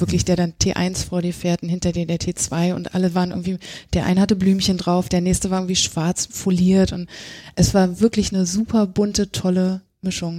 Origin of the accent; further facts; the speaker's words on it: East Germany, Germany; Ich komme aus dem Osten